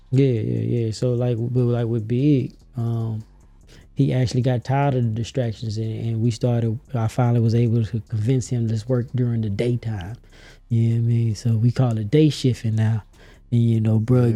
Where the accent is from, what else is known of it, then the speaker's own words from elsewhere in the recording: Memphis, Tennessee, United States; moved away as an adult; now in Atlanta, United States; I'm from Memphis, Tennessee, all day